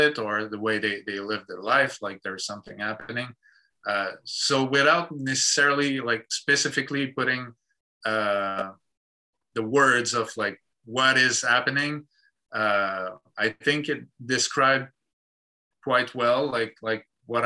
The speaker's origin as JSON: {"language": "English", "region": "Quebec", "country": "Canada", "second_language": "English", "said": "that's who we are, that's where we come from"}